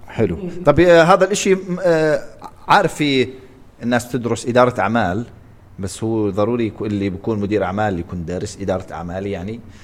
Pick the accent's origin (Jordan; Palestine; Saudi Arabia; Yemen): Jordan; عندنا بالاردن